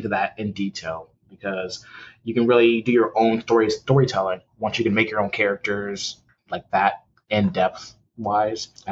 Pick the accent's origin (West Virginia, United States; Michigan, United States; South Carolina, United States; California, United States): Michigan, United States; Detroit; From Detroit originally, grew up there